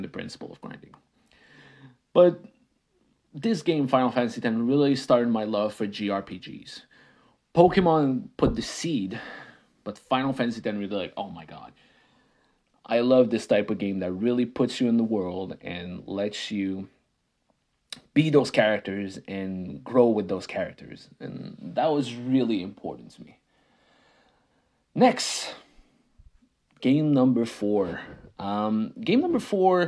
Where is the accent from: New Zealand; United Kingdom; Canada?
Canada; first language French; English is a second language; I didn't speak English. I'm a French Canadian kid. I spoke French. My parents spoke French.